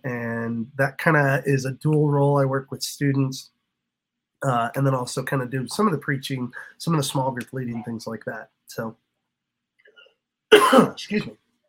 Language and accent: English; Hutchinson, Kansas, United States; moved away as an adult; also born or lived in Joplin, Missouri; now in Kimberling City, United States; So I grew up with these guys, born and raised in Hutchinson, Kansas.